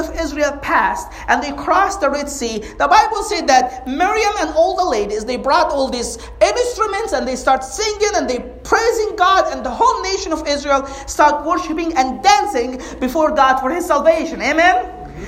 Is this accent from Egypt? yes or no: yes; Egypt; moved away as an adult; now in United States; I grew up in Egypt. And we're very conservative, like as a society, as a culture. I came to the States when I was 22